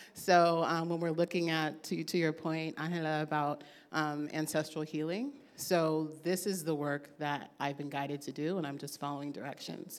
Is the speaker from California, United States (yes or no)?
yes; Oakland, California, United States; I was raised here. I'm proud to be from Oakland.